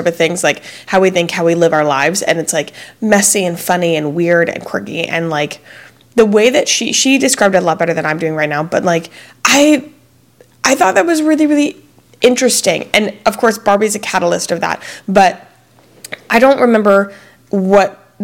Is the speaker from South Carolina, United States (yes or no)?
yes; Fort Mill, South Carolina, United States; moved away; me and my husband met in Fort Mill, South Carolina, which is a small town. We met in third grade